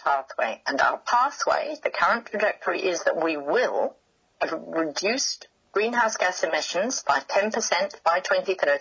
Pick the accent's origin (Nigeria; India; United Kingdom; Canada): United Kingdom; now in New Zealand; in UK, my home country